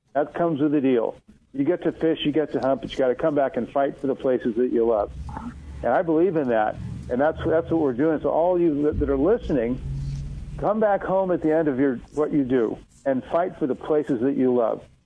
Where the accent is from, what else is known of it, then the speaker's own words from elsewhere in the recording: Oregon, United States; I grew up in Oregon, uh, fishing for salmon and steelhead and trout.